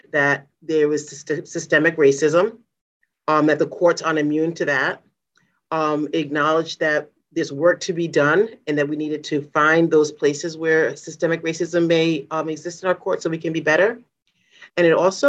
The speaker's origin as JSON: {"language": "English", "town": "Providence", "region": "Rhode Island", "country": "United States", "tie": "born or raised there", "said": "I grew up in the Mount Hope section of Providence."}